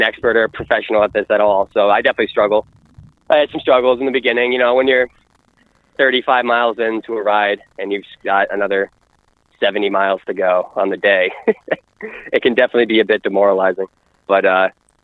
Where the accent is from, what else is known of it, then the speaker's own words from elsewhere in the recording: New York, United States; I'm from New York